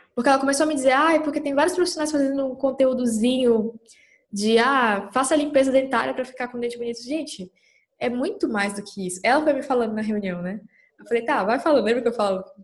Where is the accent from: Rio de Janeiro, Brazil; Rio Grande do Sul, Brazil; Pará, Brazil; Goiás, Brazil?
Pará, Brazil; Capanema; moved away as an adult; also born or lived in Belém, Pará; now in São Paulo, Brazil; Eu sou do interior do Pará, numa cidadezinha pequena chamada Capanema. E meus pais moram lá até hoje. E eu só saí de lá com 18 anos